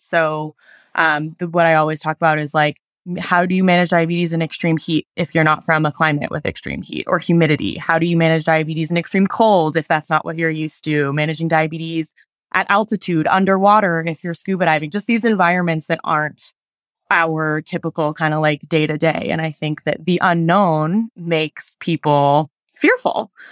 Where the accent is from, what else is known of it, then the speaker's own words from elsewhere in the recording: Denver, Colorado, United States; moved away as an adult; now in Utah, United States; I am from Denver, Colorado, but I just moved to Utah